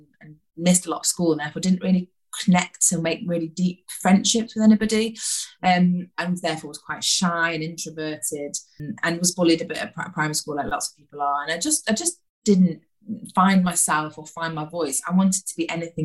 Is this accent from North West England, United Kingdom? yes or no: yes; Stockport, North West England, United Kingdom; also born or lived in Withington, Manchester; I grew up in Stockport in South Manchester. I was born in Withington in Manchester